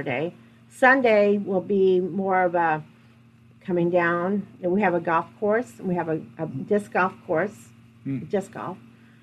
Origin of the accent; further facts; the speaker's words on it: Wapello, Iowa, United States; I grew up in Wapello, and in the back of my head, I always have had my heart set on opening a business in downtown Wapello